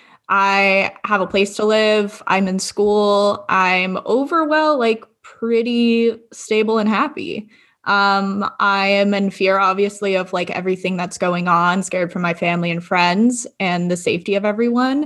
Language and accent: English; Agoura Hills, California, United States; also born or lived in Calabasas / Glendale; I grew up in Agoura Hills in Calabasas, and I am now living in Glendale